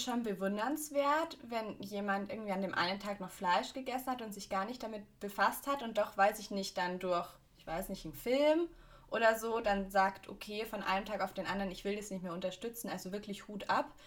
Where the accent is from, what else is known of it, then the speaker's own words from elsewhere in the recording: Augsburg, Bavaria, Germany; bei uns in Augsburg